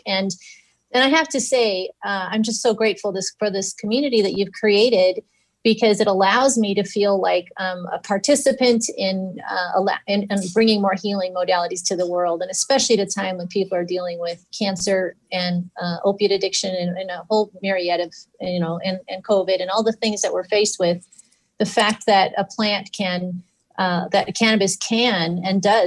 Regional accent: Burbank, California, United States; I was raised in Burbank, California, just outside of Los Angeles.

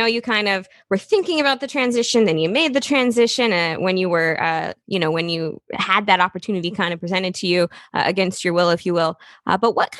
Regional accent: Midwest, United States; I'm from the Midwest

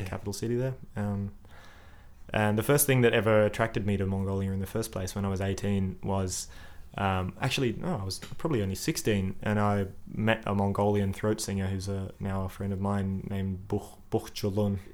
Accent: Sydney, New South Wales, Australia; moved away as an adult; also born or lived in Adelaide; now in Melbourne, Australia; I I grew up in Sydney, and when I was about twenty two, I moved over to Adelaide to chase an internship

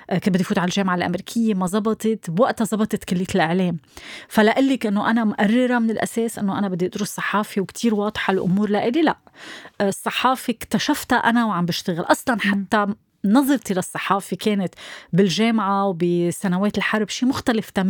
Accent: Lebanon; انا صحفيه لبنانيه

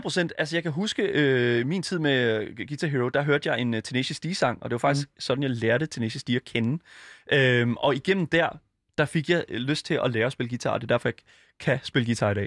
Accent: Denmark; jeg er fra Jylland

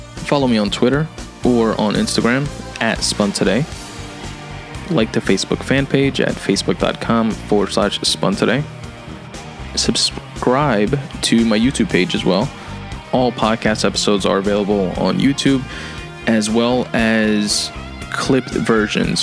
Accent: New York, United States; I'm from New York.

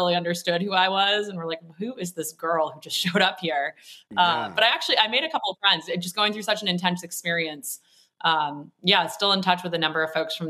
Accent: Wellesley, Massachusetts, United States; I grew up in Wellesley, right outside Boston.

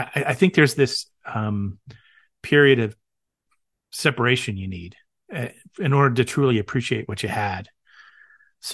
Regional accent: Florida, United States; I grew up in Florida

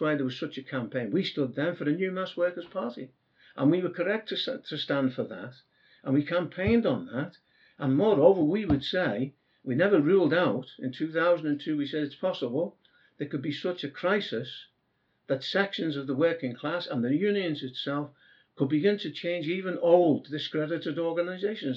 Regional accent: Merseyside, North West England, United Kingdom; I come from Merseyside itself

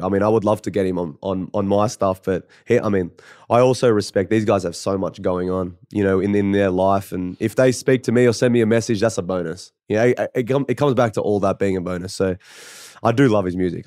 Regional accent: Canberra, Australian Capital Territory, Australia; I come from Canberra

